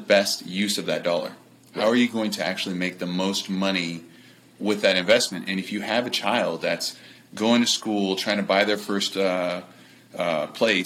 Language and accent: English; Los Angeles, California, United States; I'm from Los Angeles.